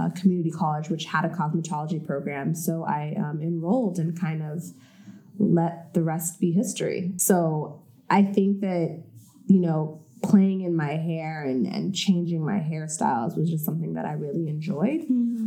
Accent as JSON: {"language": "English", "town": "La Palma", "region": "California", "country": "United States", "tie": "born or raised there", "also_born_or_lived": "Washington, D.C.", "moved": "as an adult", "said": "I grew up in La Palma, California, as you said, and my parents and my brother, we all lived there together"}